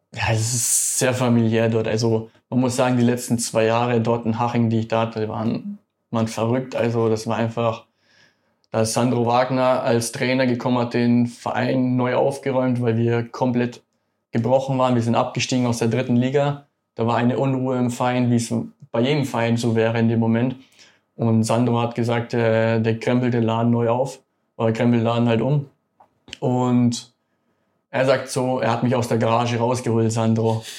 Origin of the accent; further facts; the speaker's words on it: Munich, Bavaria, Germany; moved away; das ist ja meine Heimat München